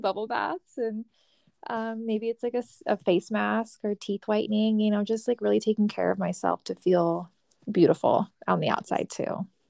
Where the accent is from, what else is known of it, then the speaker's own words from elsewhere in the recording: California, United States; moved away as an adult; now in Arizona, United States; I am originally from California. I moved out to Arizona for my master's degree